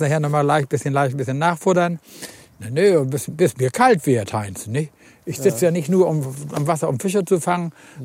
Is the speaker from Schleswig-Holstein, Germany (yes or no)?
yes; Husum, Schleswig-Holstein, Germany; ich bin ja in Husum groß geworden